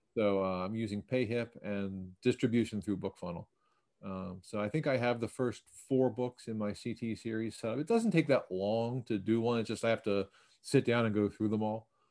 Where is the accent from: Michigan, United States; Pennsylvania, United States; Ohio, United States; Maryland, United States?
Maryland, United States; Baltimore; I grew up in Baltimore near one of the Enoch Pratt free library branches